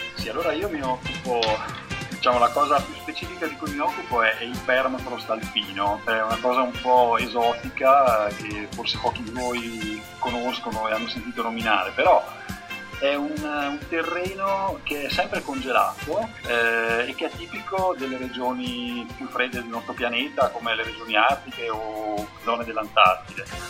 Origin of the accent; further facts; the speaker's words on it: Trentino-Alto Adige, Italy; moved away as an adult; also born or lived in Milan; now in Pavia, Italy; sono originario del Trentino